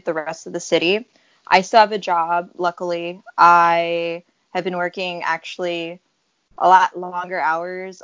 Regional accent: Chicago, Illinois, United States; I was actually born and raised here in Chicago. I was born in the Humboldt Park area. And then I grew up mostly in Logan Square

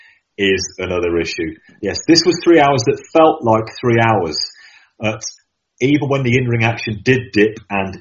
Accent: Birmingham, West Midlands, United Kingdom; here in Birmingham, England, my hometown

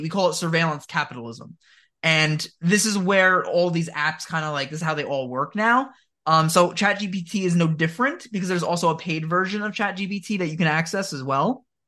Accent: New Jersey, United States; I live in New Jersey, born and raised

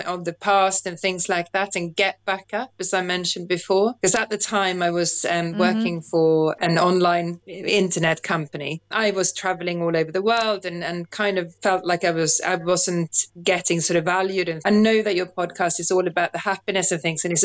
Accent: Sweden; moved away as an adult; also born or lived in London / South Wales; now in United Kingdom; Originally from Sweden, but have lived in the UK for nearly 30 years now.

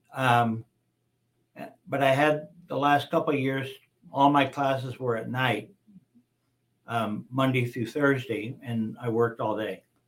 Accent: Las Vegas, Nevada, United States; I was born and raised here in Las Vegas.

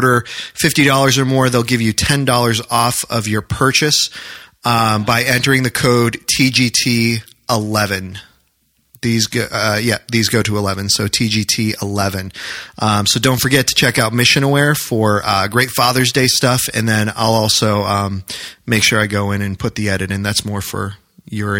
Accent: New Hampshire, United States; moved away as an adult; now in Maryland, United States; growing up in New Hampshire

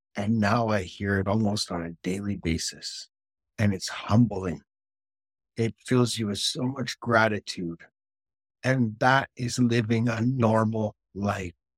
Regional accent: Canada; now in United Kingdom; everything I'm doing in the United Kingdom as the Canadian guy

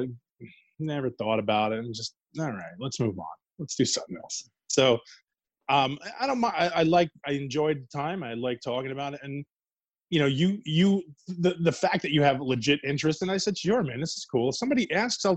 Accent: New York City, New York, United States; moved away; also born or lived in New Jersey; I grew up in Queens

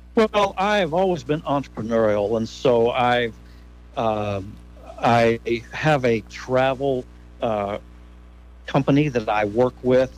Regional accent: Gratis, Ohio, United States; moved away; also born or lived in Nashville, Tennessee; I grew up there just outside of Gratis

